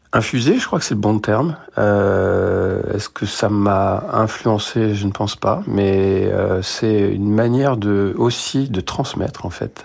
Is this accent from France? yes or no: yes; France; also born or lived in Beirut, Lebanon; je suis né à Beyrouth et voilà, j'ai grandi en France